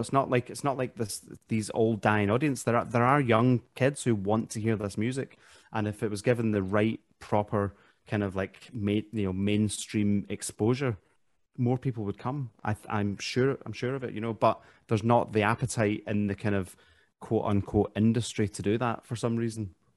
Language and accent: English; Glasgow, Scotland, United Kingdom; moved away as an adult; also born or lived in Derry, Northern Ireland; now in England; I was born in Ireland, uh, but I grew up in Glasgow.